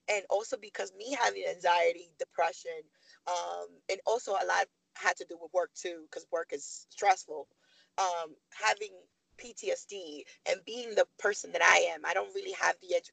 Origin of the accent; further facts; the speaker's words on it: Harlem, New York, United States; I'm from Harlem, my family in the projects